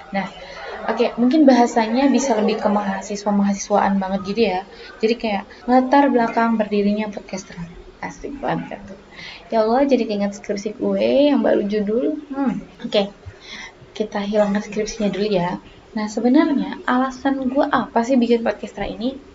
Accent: Batam, Riau Islands, Indonesia; accent: Batam; now in Surakarta, Indonesia; gue asli Batam jadi kalau misalnya logat atau bahasa gue ada yang kayak, kayak gimana gitu ya kan harap malum aja ya karena kental banget emang Batam tulen lah gue gitu

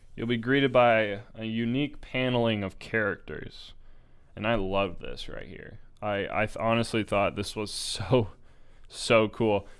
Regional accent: United States; I'm American

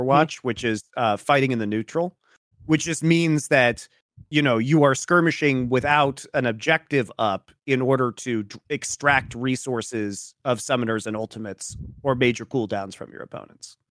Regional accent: Colorado, United States; now in Los Angeles, United States; going back to my home state

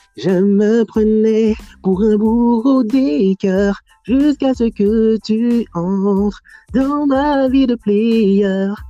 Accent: Paris suburbs, near Montfermeil, Île-de-France, France; j'ai grandi en, j'ai grandi en banlieue, euh, du côté du quatre-vingt-treize, en, euh, à côté de Montfermeil

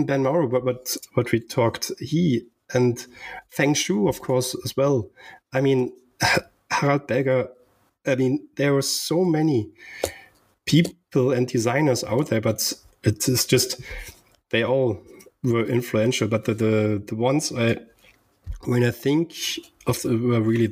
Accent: Germany; growing up in Germany in a little town with 100, a little village with 100 people

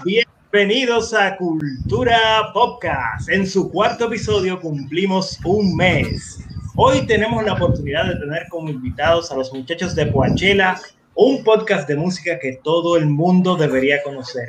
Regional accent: Dominican Republic; nuestra sociedad, como dominicanos

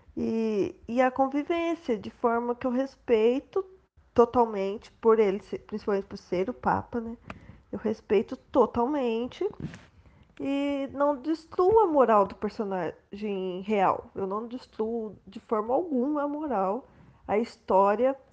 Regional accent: Poço Fundo, Minas Gerais, Brazil; now in Curitiba, Brazil; eu sou de Poço Fundo, Minas Gerais mas eu moro em Curitiba, Paraná

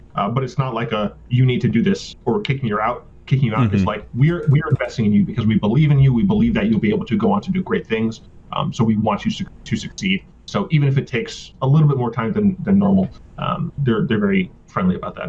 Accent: Michigan, United States; also born or lived in Virginia; now in Mississippi, United States; Like, I'm originally from Michigan. I've mm-hmm. spent most of my life in Virginia, and I'm now in, so from the north to the south, now I'm in the deep south. I'm in Mississippi.

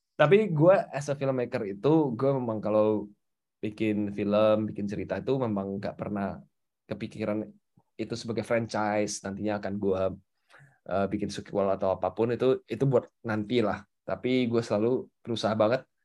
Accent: North Sumatra, Indonesia; gue dari Sumatera Utara

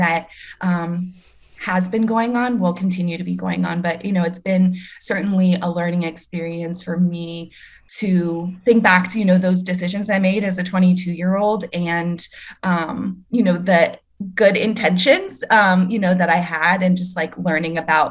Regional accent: Southern Indiana, United States; moved away as an adult; also born or lived in South Bend, Indiana; now in New Orleans, United States; I'm originally from Southern Indiana, and I went to college in South Bend, Indiana at St. Mary's College.

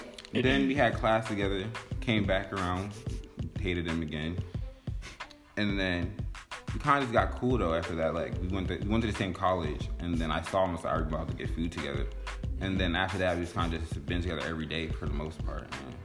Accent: Philadelphia, Pennsylvania, United States; moved away

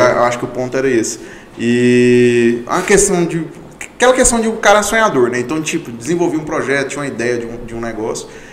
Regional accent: Goiânia, Goiás, Brazil; also born or lived in Palmeirópolis, Tocantins / Mara Rosa; eu morei a minha vida inteira em Goiânia, então tem cerca de 25, 24 anos que eu moro em Goiânia, então eu me considero um goianiense

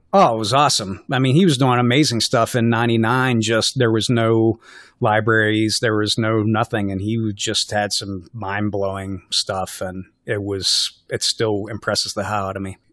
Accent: West Virginia, United States; now in Minnesota, United States; I'm from West Virginia

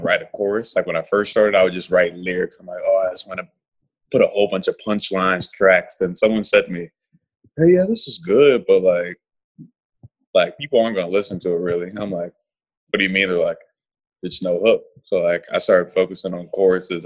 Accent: Raleigh, North Carolina, United States; I'm from Raleigh, North Carolina

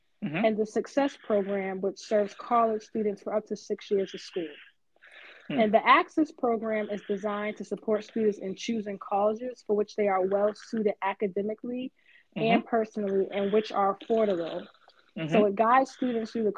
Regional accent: Boston, Massachusetts, United States; moved away as an adult; now in Atlanta, United States; I'm born and raised in Boston, but I currently reside in Atlanta with my husband and 2-year-old son.

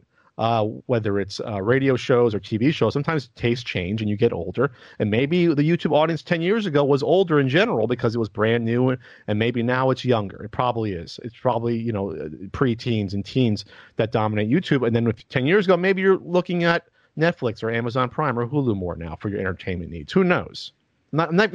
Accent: Central New Jersey, United States; moved away as an adult; also born or lived in West Coast; I was from Central Jersey

